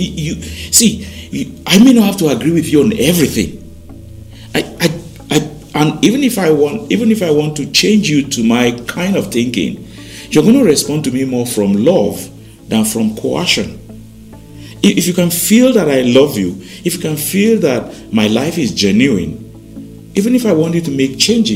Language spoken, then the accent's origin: English; Jos, Plateau, Nigeria; also born or lived in Oyo State (family origin); I was born in Plateau, actually, in Sabumpegi.